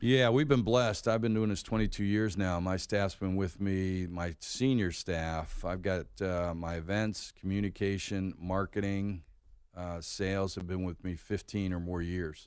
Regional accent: Pittsburgh, Pennsylvania, United States; also born or lived in North Carolina; now in Atlanta, United States; I grew up in Pittsburgh

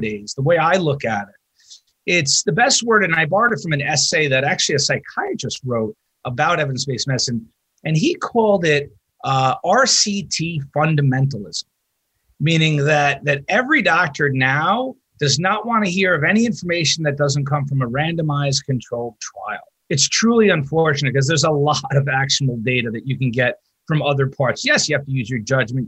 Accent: New York, United States; now in Wisconsin, United States; I'm from New York. I know every ICU director in New York

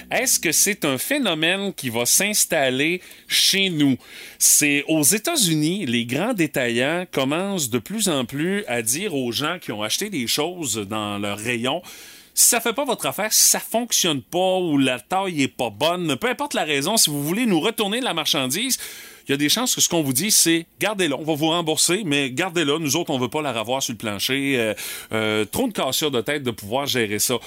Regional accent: Quebec, Canada

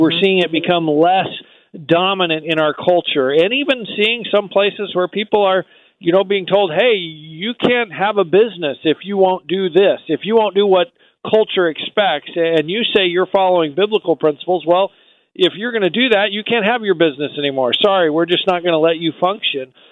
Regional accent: United States

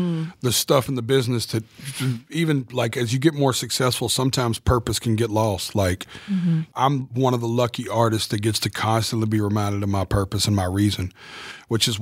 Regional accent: Nashville, Tennessee, United States; the stadium in my hometown

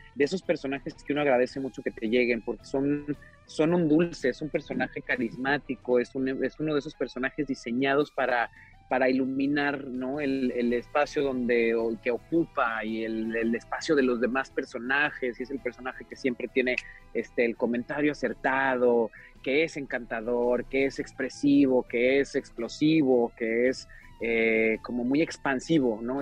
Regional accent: Mexico; moved away as an adult; now in Hollywood, United States; me enorgullece mucho justamente venir de donde vengo y que la escuela que tengo y las bases que tengo es, están eh, en México

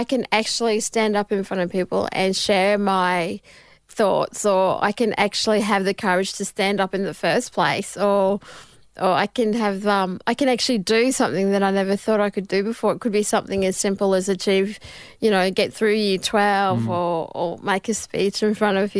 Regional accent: Mackay, Queensland, Australia; Yes, I'm from Mackay, Central Queensland.

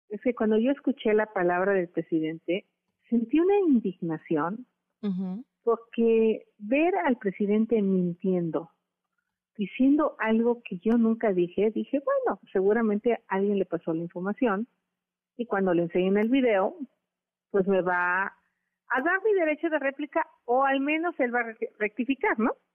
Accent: Hidalgo, Mexico; moved away; Desde muy chica luché contra el cacique de mi pueblo, don Felipe Contreras, y después con los cacicazgos de Hidalgo

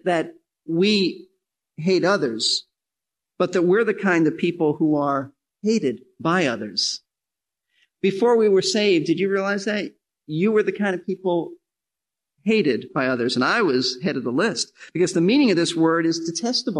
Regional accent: New York City, New York, United States; I'm from New York City

